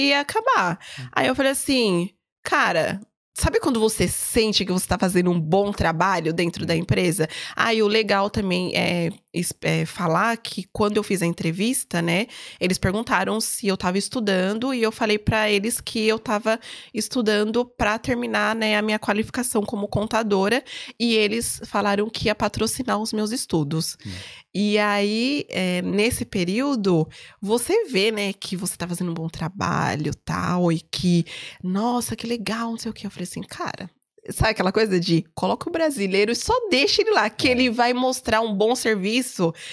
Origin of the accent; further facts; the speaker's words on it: Brazil; Eu falei, não, eu sou brasileira, eu nunca falei que eu, que eu era portuguesa.